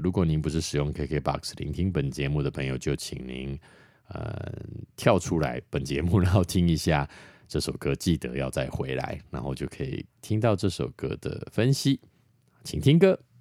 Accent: Taiwan

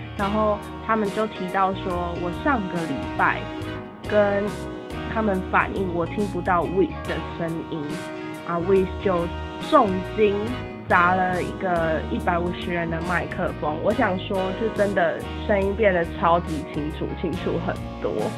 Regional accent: Taiwan; 我是台湾人

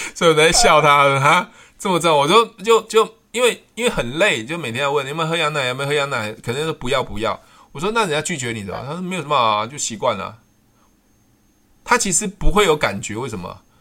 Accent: Taiwan; 我们是台湾人嘛

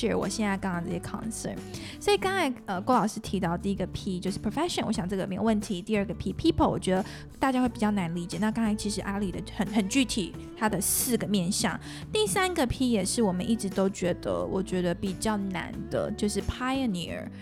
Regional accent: Singapore; moved away; 我其实不是在台湾长大的孩子，我在新加坡长大

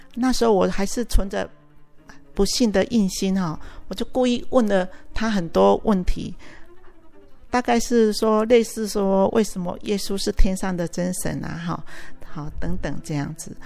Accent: Houlong, Miaoli County, Taiwan; 我出生在苗栗县后龙镇，一个很典型的农村家庭

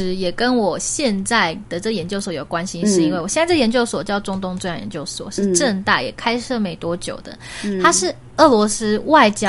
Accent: Taiwan; 如果我都已经是台湾人了

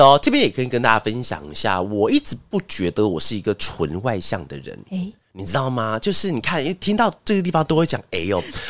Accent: Taiwan; accent: Hakka; 我刚好出现客家腔哎，客家腔源自于那个，因为我是客家人，所以才能讲这个笑话哈

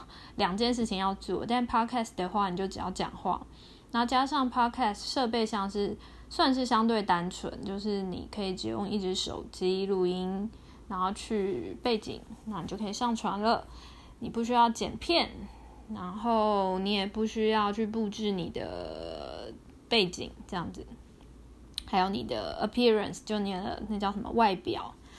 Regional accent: Taiwan; 我是个土生土长的台湾人

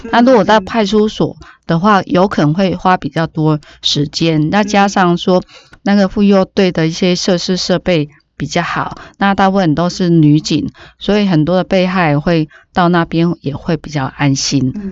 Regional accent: Taiwan; 我们台湾

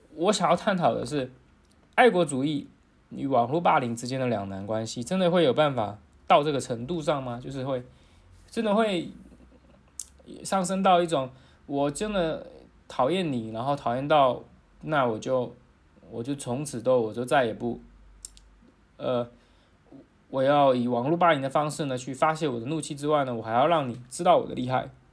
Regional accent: Taiwan; 作为一个台湾人

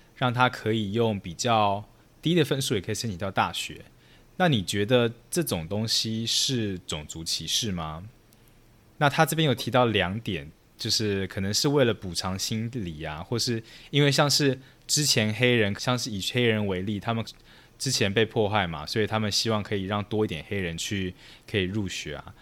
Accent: Taiwan; also born or lived in Chicago, United States; now in New York, United States; 我是从台湾来的

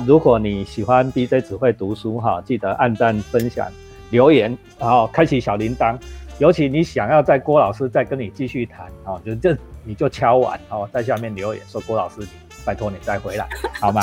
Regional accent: Taiwan; 因为我们全台湾只有阿里山有吉野樱

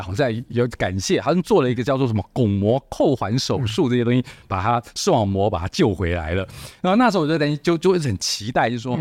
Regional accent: Taiwan; 我们台湾人

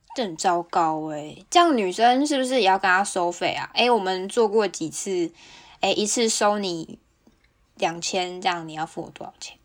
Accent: Kaohsiung, Taiwan; now in Hokkaido, Japan; 身为高雄人

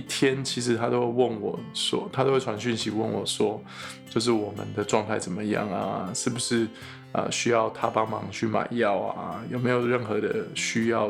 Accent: Taiwan; moved away; 身为台湾人的公卫医师

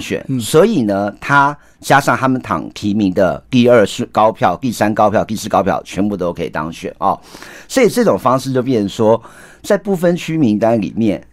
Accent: Taiwan; also born or lived in Indonesia / United States; 我马是台湾郎，嗯。但是我比较特别是我妈妈来自印尼，啊，那我是在印尼出生，出生三个月之后就 回送，销回台湾，嗯，嗯。然后台湾成长，啊，对。受教育

